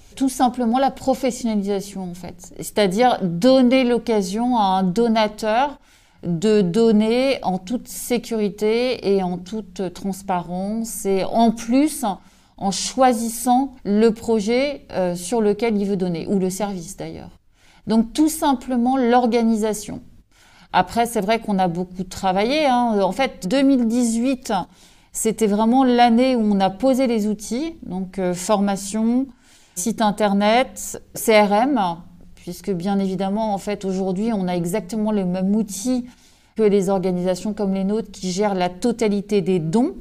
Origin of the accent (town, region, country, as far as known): Brest, Brittany, France